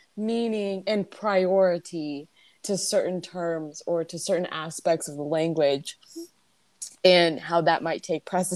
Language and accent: English; California, United States; as a Californian who has barely seen snow